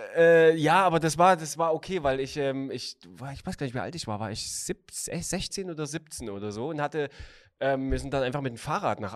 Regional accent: Chemnitz, Saxony, Germany; aus der Stadt, wo ich geboren bin

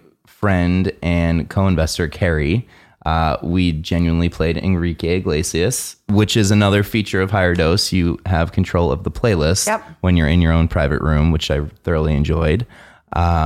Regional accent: Oakland, New Jersey, United States; I'm from New Jersey.

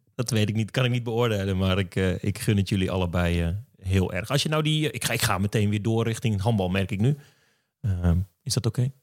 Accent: Drenthe, Netherlands; ik kom uit Drenthe

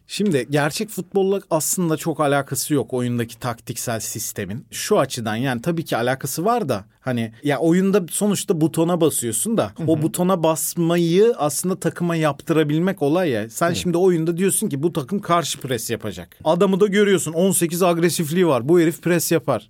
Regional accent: Isparta, Turkey; Ben Ispartalıyım

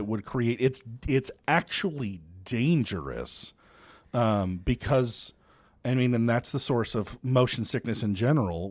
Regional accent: United States; I'm American

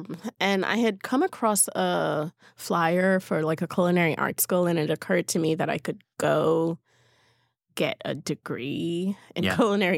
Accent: Berlin, Germany; born there; I mean, I was born in Berlin, so I had seen yeah. snow before, but I didn't really remember it.

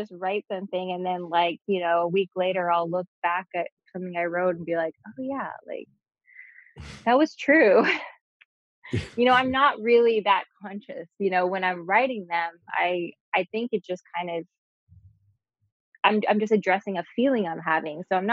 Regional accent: Texas, United States; moved away as an adult; now in New York, United States; I grew up in Texas

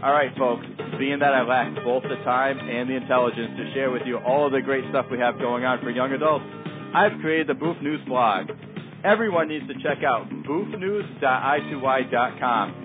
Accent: Danbury, Connecticut, United States; my hometown, Danbury, Connecticut

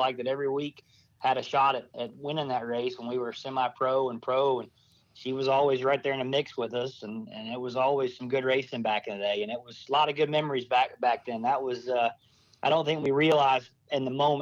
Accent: Columbia, South Carolina, United States; I grew up in Columbia, South Carolina, so Darlington

